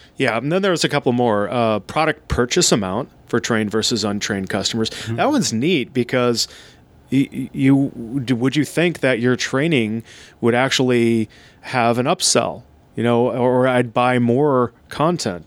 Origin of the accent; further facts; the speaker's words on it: Seattle, Washington, United States; here in my hometown of uh, Seattle, Washington